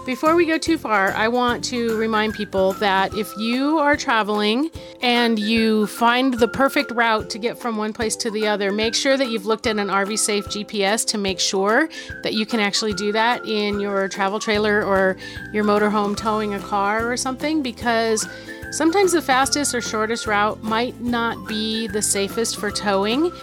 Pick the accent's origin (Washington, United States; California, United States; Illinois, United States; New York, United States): California, United States; moved away as an adult; now in South Dakota, United States; we're from California